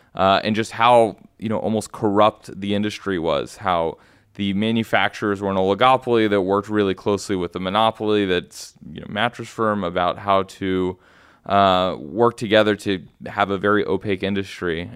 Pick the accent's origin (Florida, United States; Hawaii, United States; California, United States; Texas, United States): Texas, United States; Houston; moved away as an adult; also born or lived in Austin, Texas; now in New York, United States; I am actually born and raised in Houston, Texas.